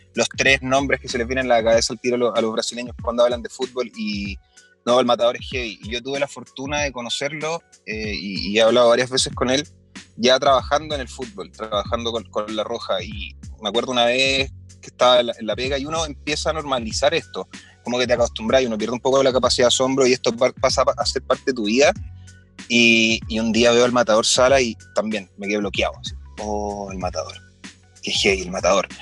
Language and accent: Spanish; Chile; nos sentimos más bacanes como chilenos